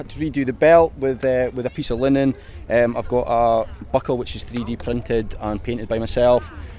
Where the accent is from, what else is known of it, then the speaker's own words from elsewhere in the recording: Elgin, Scotland, United Kingdom; I'm from Elgin